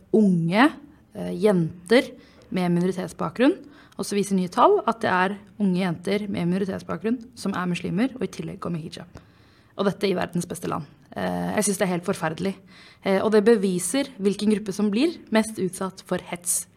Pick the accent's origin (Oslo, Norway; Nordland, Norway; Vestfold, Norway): Oslo, Norway; Jeg er oppvokst i Groruddalen